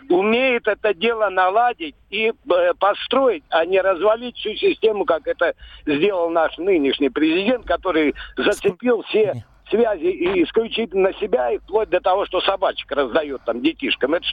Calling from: Volgograd, Volgograd Oblast, Russia; из Волгограда и совершенно не согласен с позицией того Юрия, который звонил э, недавно.

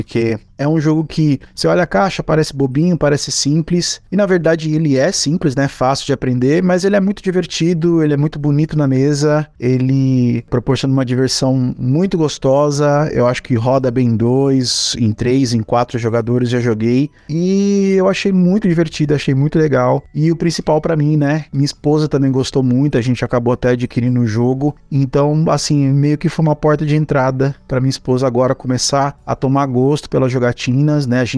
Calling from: Santo André, São Paulo, Brazil; sou aqui de Santo André

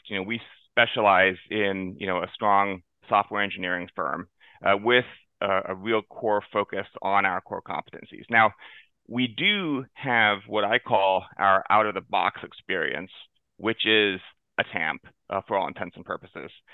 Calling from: West Palm Beach, Florida, United States; I'm calling in from uh, the sunny South Florida, downtown West Palm Beach

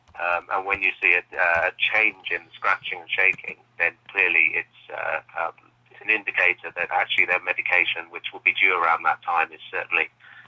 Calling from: Cambridge, East of England, United Kingdom; also born or lived in Oxford; I'm calling you from Cambridge in the UK.

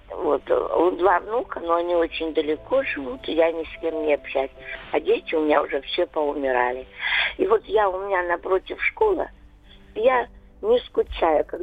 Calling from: Krasnodar, Krasnodar Krai, Russia; Вот я живу из Краснодара, звоню.

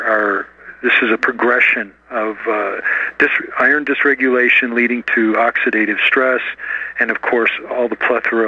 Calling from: Colorado, United States; Hi, I'm in Colorado.

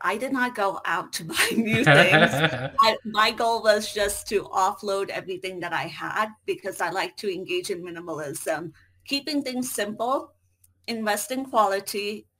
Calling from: United States; I hail from the United States.

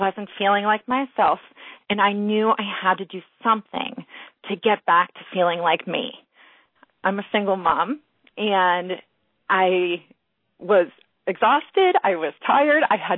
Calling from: Pittsburgh, Pennsylvania, United States; From Pittsburgh, Pennsylvania.

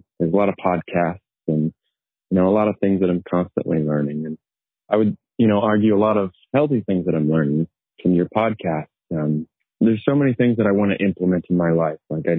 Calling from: Orem, Utah, United States; I'm calling from Orem, Utah.

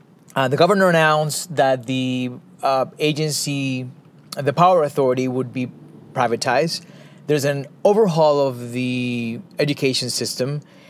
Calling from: New York, United States; I'm recording from Harlem, New York.

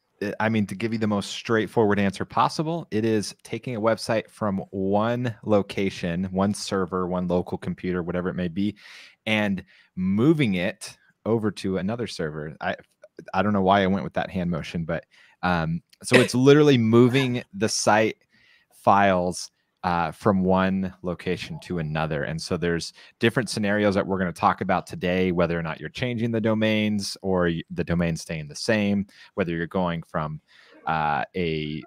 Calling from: San Clemente, California, United States; here. I'm broadcasting from San Clemente, California, and you can find me online at divilife.com.

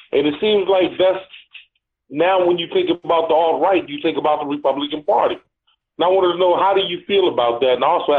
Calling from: Atlanta, Georgia, United States; This is … from Atlanta.

